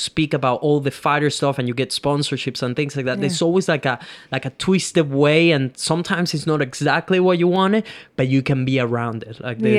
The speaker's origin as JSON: {"language": "English", "country": "Venezuela", "second_language": "English", "said": "I come from Venezuela, third world country, didn't even spoke English 6 years ago"}